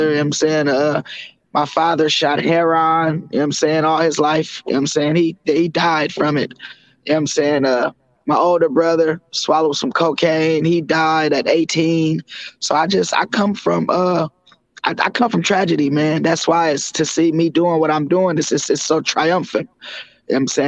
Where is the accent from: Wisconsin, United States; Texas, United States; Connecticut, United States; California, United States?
California, United States; Oakland; I grew up in Cypress Village. If anybody's familiar with Cypress Village, it's in West Oakland